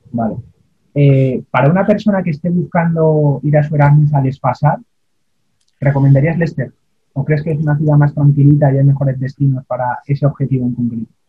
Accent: Spain; nuestro país, España, los españoles, al menos los universitarios

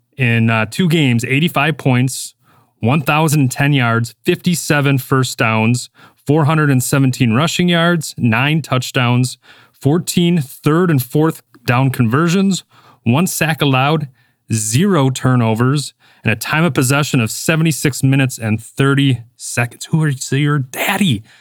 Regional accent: Wisconsin, United States; accent: Wisconsin; my Wisconsin accent

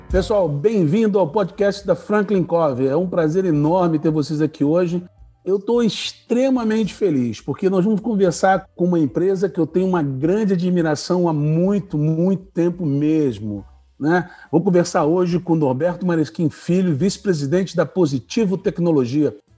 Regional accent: Rio de Janeiro, Brazil; now in Curitiba, Brazil; eu sou carioca

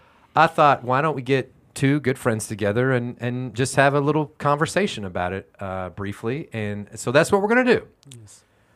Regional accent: Houston, Texas, United States; I grew up in Houston, Texas.

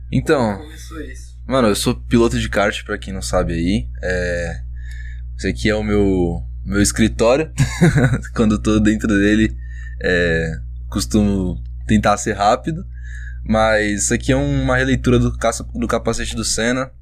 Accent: Suzano, São Paulo, Brazil; Depois chegou uma época que eu morava em Suzano, né? Eu sou de Suzano

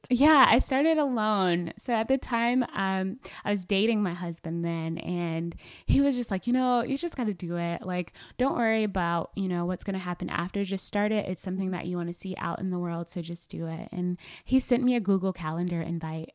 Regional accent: Atlanta, Georgia, United States; I'm from Atlanta, Georgia, and that's where I live now with my husband

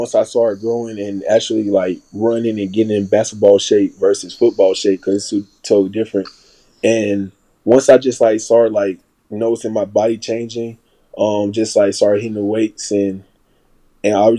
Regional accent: Brighton, Alabama, United States; I'm from Brighton, Alabama. Childhood, basically, like, I grew up playing football.

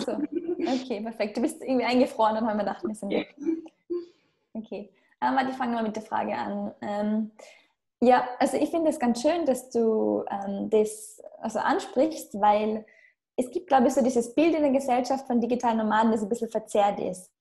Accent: Austria; moved away as an adult; Ich bin auch in einem Dorf aufgewachsen in Österreich, also jetzt nicht einmal nahe einer Stadt

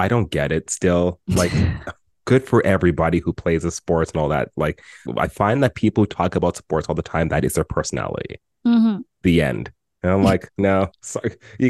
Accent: Canada

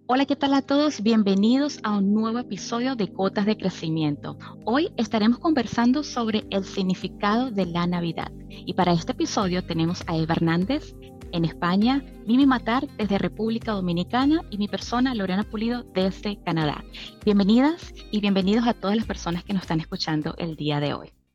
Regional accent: Venezuela; en mi caso como venezolana

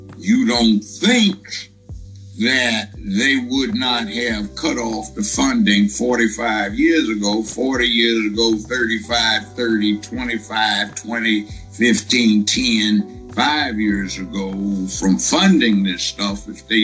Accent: Los Angeles, California, United States; moved away as an adult; now in Memphis, United States; I was from Los Angeles

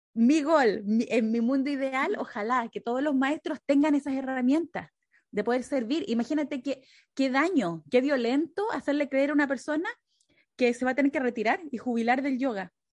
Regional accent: Chile; moved away as an adult; now in United States; cuando yo me vine de Chile acá a Estados Unidos

